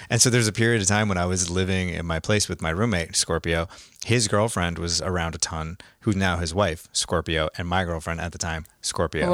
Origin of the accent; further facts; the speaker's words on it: Massachusetts, United States; moved away as an adult; also born or lived in Los Angeles; we grew up here in Massachusetts, and we moved to L A together